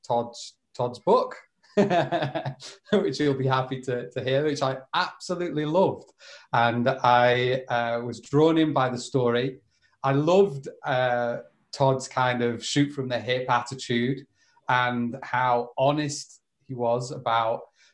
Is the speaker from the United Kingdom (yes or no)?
yes; Liverpool, North West England, United Kingdom; moved away as an adult; also born or lived in Madrid, Spain; I'm back in the northwest of England for the foreseeable. So yeah, that's where I grew up in Liverpool